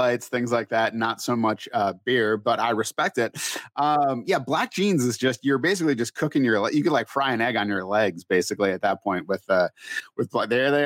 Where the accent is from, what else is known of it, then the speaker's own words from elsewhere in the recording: New England, United States; also born or lived in Washington, D.C.; now in Minnesota, United States; I grew up in New England where it was also, you know, reasonably humid.